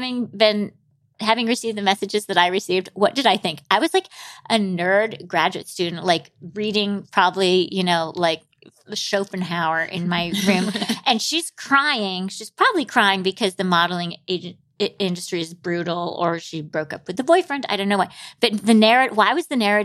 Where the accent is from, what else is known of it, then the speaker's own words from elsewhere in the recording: Grand Rapids, Michigan, United States; growing up in Grand Rapids, Michigan